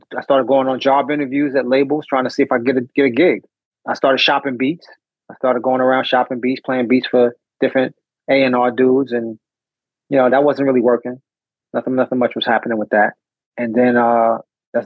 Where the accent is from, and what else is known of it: New York, United States; born or raised there